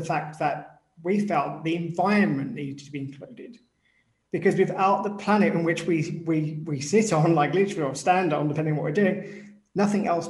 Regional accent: United Kingdom; I'm British

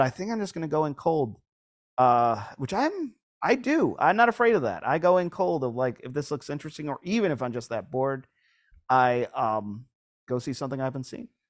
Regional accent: Lewiston, New York, United States; now in Southern California, United States; I'm from Lewiston

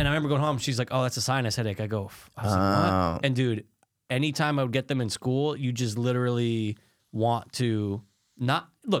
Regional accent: Connecticut, United States; yeah, I'm from Connecticut.

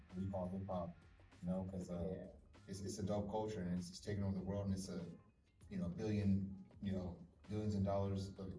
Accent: Overland Park, Kansas, United States; We out here, Overland Park, Kansas, you know what I'm saying? Johnson County, Kansas, my hometown.

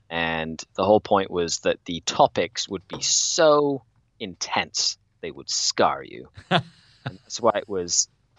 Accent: Cuernavaca, Morelos, Mexico; moved away as an adult; now in Canada; I was born and raised in Mexico, in a place called Cuernavaca, Morelos, which is south of Mexico City. And I bounced around quite a few places in Mexico while I was growing up.

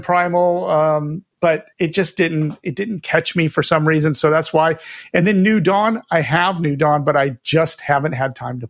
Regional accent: United States; because I'm American, I like the guns.

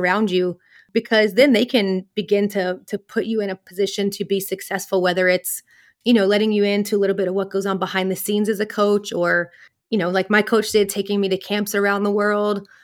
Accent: the South, United States; So I grew up in, in the U S, I grew up in the South

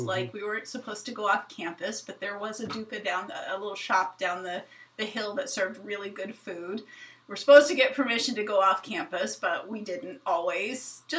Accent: Kenya; I think a lot of my favorite things about growing up at RVA, but also just growing up in Kenya, was the freedom I had.

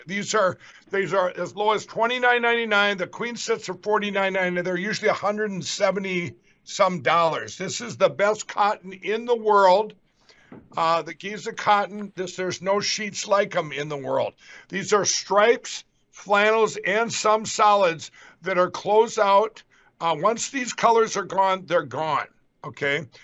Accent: Carver, Minnesota, United States; that's where I grew up in Carver, Minnesota here

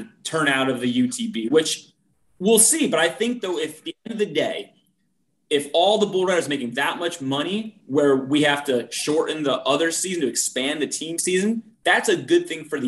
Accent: East Coast, United States; I'm from the East Coast, I didn't grow up a cowboy

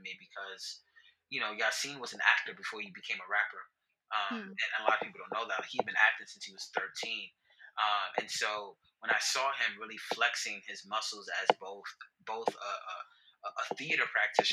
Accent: New York City, New York, United States; I am a cis hetero Black man who was born and raised in the Bronx

